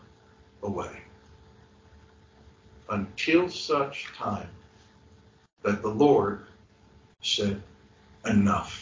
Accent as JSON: {"language": "English", "town": "New York City", "region": "New York", "country": "United States", "tie": "born or raised there", "said": "I grew up in New York City. I grew up in Brooklyn, New York."}